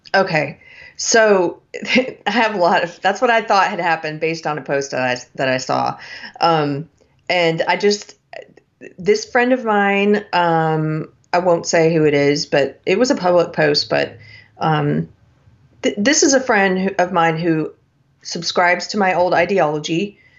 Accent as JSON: {"language": "English", "region": "South Carolina", "country": "United States", "tie": "born or raised there", "said": "from my home state of South Carolina"}